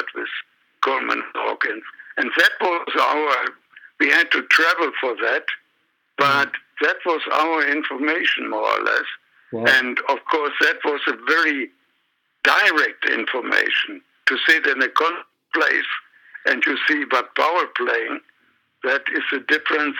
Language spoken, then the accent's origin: English; Remscheid, North Rhine-Westphalia, Germany; I still was at school in my hometown in Remscheid